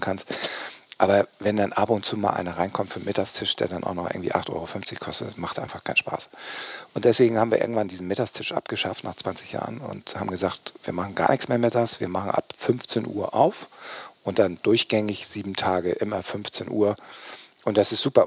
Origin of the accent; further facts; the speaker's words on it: Kiel, Schleswig-Holstein, Germany; ich bin tatsächlich in Kiel geboren meine Eltern äh, kommen aus Flensburg